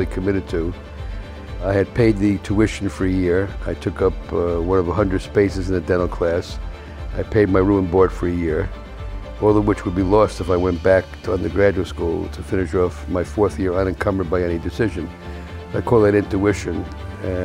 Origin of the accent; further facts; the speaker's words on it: New York City, New York, United States; I grew up in the South Bronx with four other guys